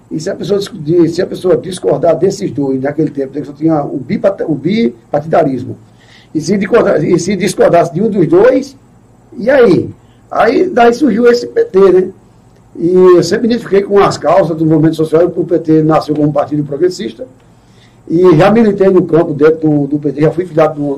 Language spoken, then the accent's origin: Portuguese; Pedras de Fogo, Paraíba, Brazil; also born or lived in Recife; Eu nasci em Recife. eu sou de é Recife. É, é. Mas na verdade eu me criei em Pé de Fogo